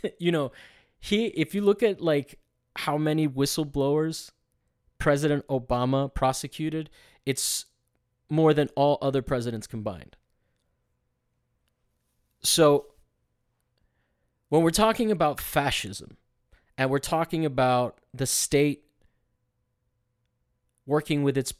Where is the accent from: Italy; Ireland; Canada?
Italy; well, in reality, I grew up not really following soccer, just being in its shadow in a culture because I grew up in Italy.